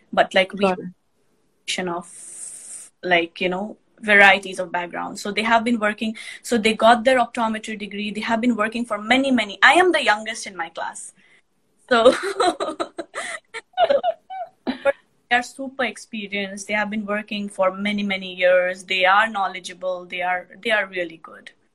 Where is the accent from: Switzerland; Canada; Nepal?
Nepal; moved away as an adult; now in United States; I am from Nepal